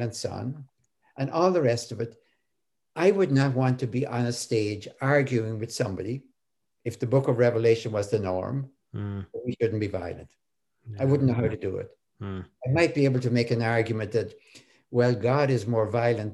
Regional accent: Ireland; I'm Irish.

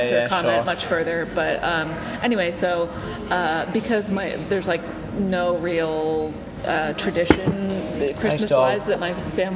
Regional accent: Pennsylvania, United States; the small, like, rural town in Pennsylvania I grew up in was, like, ultra-conservative

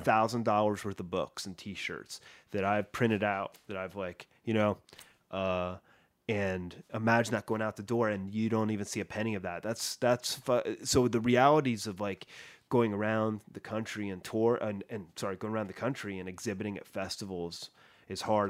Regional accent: Columbus, Ohio, United States; moved away; My hometown, Columbus, Ohio

